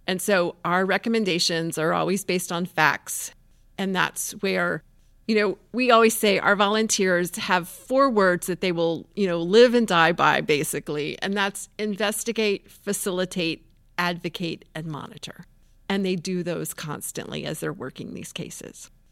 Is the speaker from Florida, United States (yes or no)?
yes; Tampa, Florida, United States; I grew up in Tampa